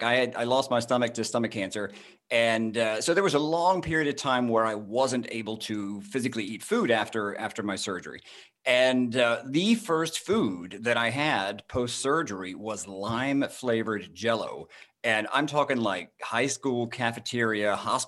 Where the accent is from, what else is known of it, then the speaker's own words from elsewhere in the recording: Jasper, Georgia, United States; I grew up in North Georgia in a little town called Jasper